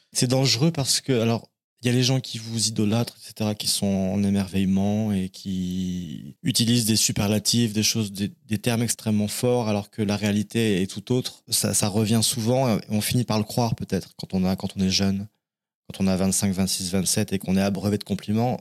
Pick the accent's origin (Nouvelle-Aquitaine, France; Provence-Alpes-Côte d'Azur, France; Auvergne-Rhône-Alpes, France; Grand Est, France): Nouvelle-Aquitaine, France; Cognac; moved away as an adult; also born or lived in Paris; Je suis né en Charente. Je suis un Charentais de Cognac, la ville du Cognac. Et euh, j'ai fait ma scolarité là-bas jusqu'à 18 ans